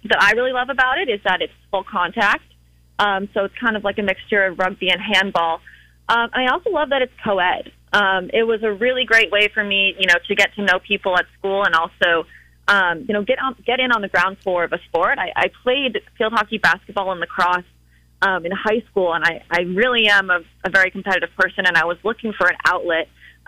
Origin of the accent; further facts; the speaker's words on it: Cape Cod, Massachusetts, United States; also born or lived in Richmond, Virginia; I'm from Massachusetts. I'm from Cape Cod